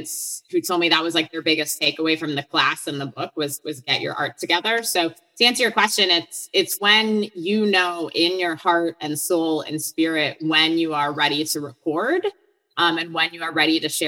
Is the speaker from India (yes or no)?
no; Hartland, Wisconsin, United States; moved away as an adult; also born or lived in Boston, Massachusetts; I'm from Heartland, Wisconsin, which is in Waukesha County